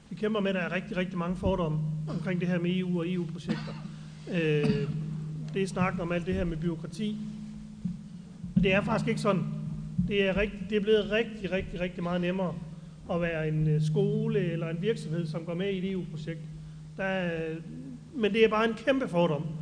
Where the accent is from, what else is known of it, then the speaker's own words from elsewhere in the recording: North Denmark Region, Denmark; Man siger, ved I hvad, vi er fra Nordjylland, vi kunne godt tænke os at snakke og høre lidt mere om det her.